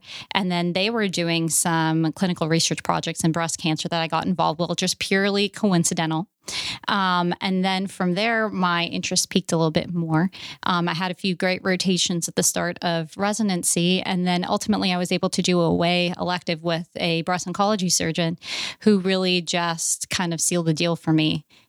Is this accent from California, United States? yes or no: no; Louisiana, United States; born there; Well, I was born in Louisiana and I kind of moved around a lot across the country.